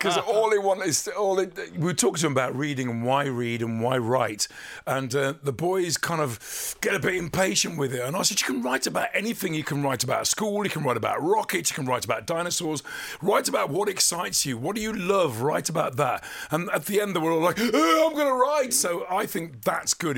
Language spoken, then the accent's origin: English; Dudley, West Midlands, United Kingdom; growing up in Dudley when we were little